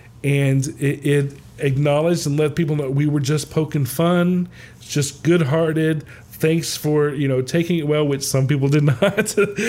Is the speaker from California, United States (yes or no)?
no; Atlanta, Georgia, United States; I am from the South and from Atlanta